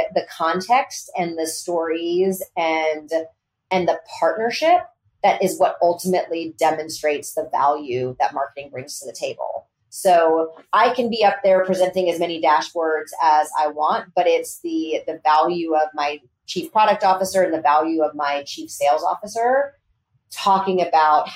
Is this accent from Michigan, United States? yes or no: no; Texas, United States; I grew up in Texas in the 80s